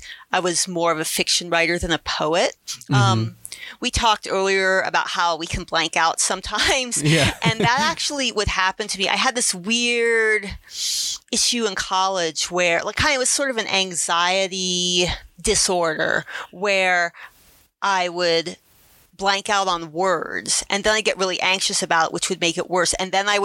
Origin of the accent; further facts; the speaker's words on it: Ohio, United States; I'm from Ohio